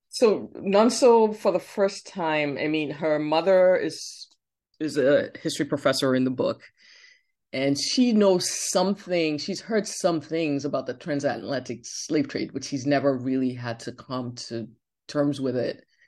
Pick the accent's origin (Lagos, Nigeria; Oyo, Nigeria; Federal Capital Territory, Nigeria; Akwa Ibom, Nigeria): Oyo, Nigeria; Ibadan; now in United States; when I was a teenager growing up in Nigeria